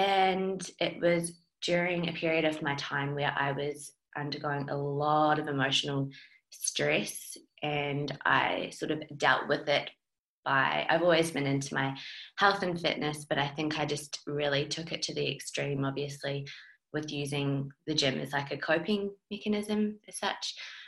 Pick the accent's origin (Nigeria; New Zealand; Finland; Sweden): New Zealand; accent: mixed; now in Australia; because I'm a Kiwi. So I've been in Australia for 10 years, so I've got a bit of a mixed accent